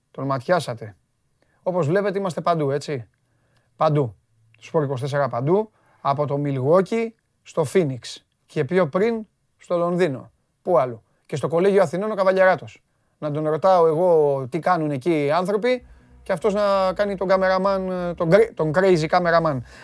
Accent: Greece; εμείς είμαστε Έλληνες

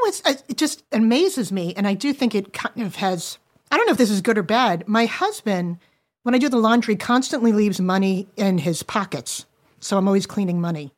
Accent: Long Island, New York, United States; also born or lived in New Jersey; when we moved from New Jersey to Long Island, it was pretty affluent

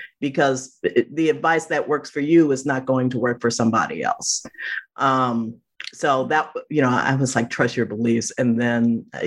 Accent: Chicago, Illinois, United States; moved away; I'm from Chicago

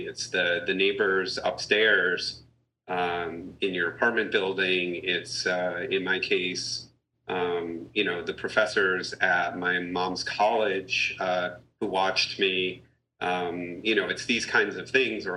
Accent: Massachusetts, United States; I grew up in Massachusetts, in not Boston or Cambridge or something like that, but out in a hill town

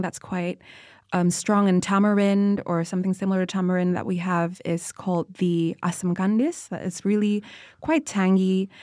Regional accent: Indonesia; People come up to me and ask me, "Where are you from?" And I would be like, "Indonesia."

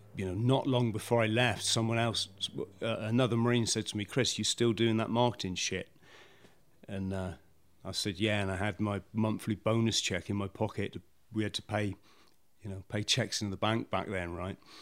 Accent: South West England, United Kingdom; also born or lived in Bromley, London; Lived in the South West most of my most of my life

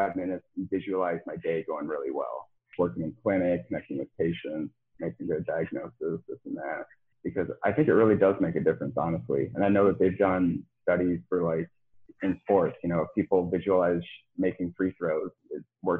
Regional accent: Midwest, United States; growing up in the Midwest and it's cold in the winter and it's dry.

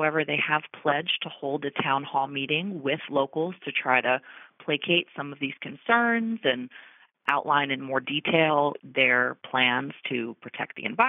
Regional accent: New Jersey, United States; You know, I'm from New Jersey. I'm from a city where you can't spread your arms out between the houses.

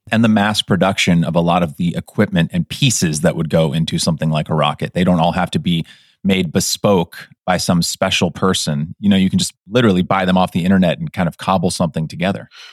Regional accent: Alameda County, California, United States; having been born and raised in California

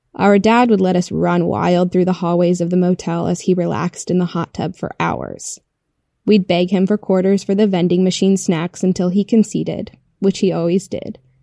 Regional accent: Iowa, United States; born or raised there

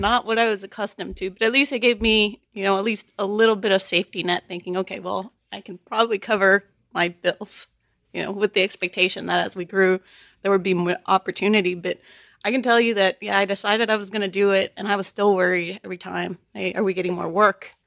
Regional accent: Chicago, Illinois, United States; also born or lived in Texas; now in Houston, United States; I grew up in Chicago.

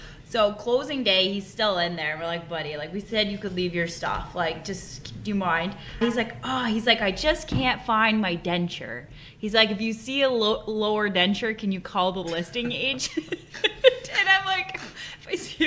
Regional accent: Canada; as a Canadian

